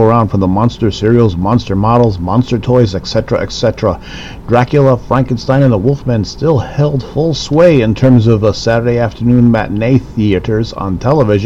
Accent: Chicago, Illinois, United States; born and raised in the Windy City back in the 70s and 80s

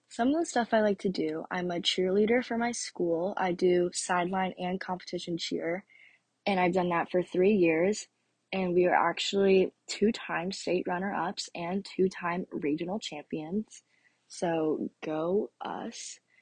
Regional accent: Orlando, Florida, United States; also born or lived in North Carolina; I was born in North Carolina, and I moved down here before I turned two. So, I have lived in Florida basically my whole life

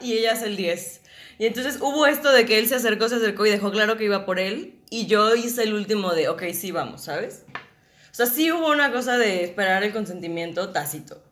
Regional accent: Guadalajara, Jalisco, Mexico; yo soy de Guadalajara, soy actriz

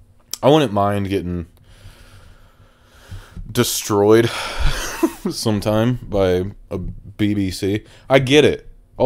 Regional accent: Toledo, Ohio, United States; I mean, I am originally from Toledo, so I know a thing or two.

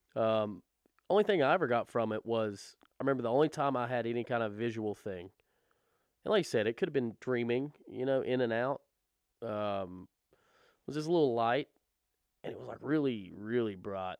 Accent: the Bible Belt, United States; we were raised in the Bible Belt.

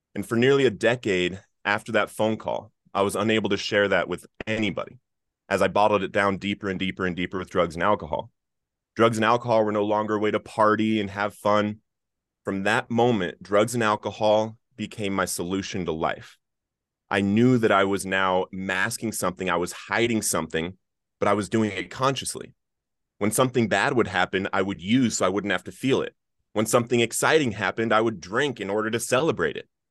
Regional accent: Littleton, Colorado, United States; I grew up in Littleton, Colorado

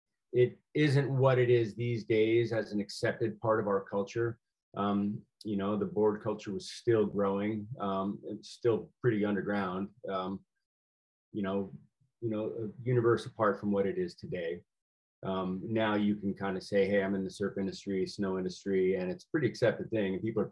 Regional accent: Rhode Island, United States; So I grew up in a pretty traditional East Coast family, Catholic, Republican, you know, of the kind of old mindset.

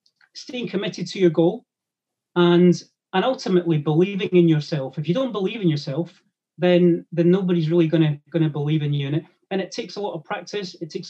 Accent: Grangemouth, Scotland, United Kingdom; growing up in Grangemouth in Scotland

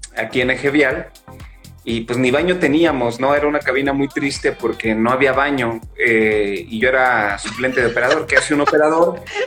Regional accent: San Luis Potosí, Mexico

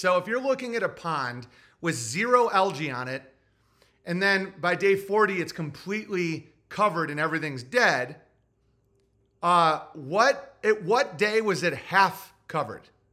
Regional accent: United States; I love being American

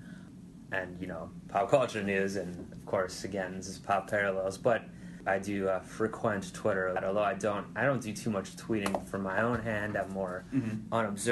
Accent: Ohio, United States; my home state of Ohio

